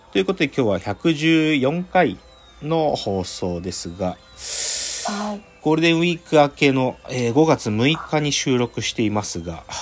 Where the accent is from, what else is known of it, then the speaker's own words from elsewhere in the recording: Tohoku, Japan; あの、俺、東北の人だけど、